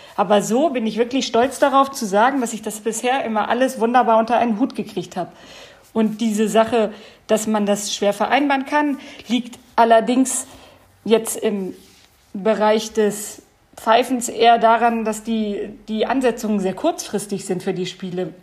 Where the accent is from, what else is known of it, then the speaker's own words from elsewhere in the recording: Bad Harzburg, Lower Saxony, Germany; Dass ich hier in beschaulichen Bad Harzburg wohne und auch geboren bin. Also ich bin äh, tatsächlich hier ähm, niedergelassen in meiner Heimat